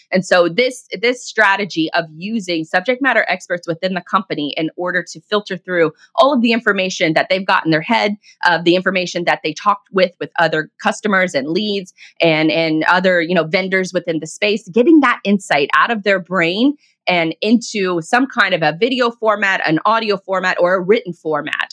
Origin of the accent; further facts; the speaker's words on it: Jacksonville, Florida, United States; with a bakery here in in my hometown of Jacksonville, Florida